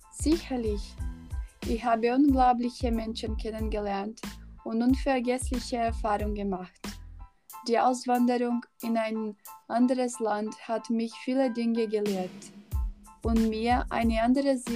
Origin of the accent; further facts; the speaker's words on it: Argentina; German is a second language; moved away as an adult; now in Germany; Also, ich bin nach Deutschland gezogen, als ich 18 Jahre alt war. Heute bin ich 39. In Argentinien, meinem Heimatland, war die politische und wirtschaftliche Situation schon lange kompliziert.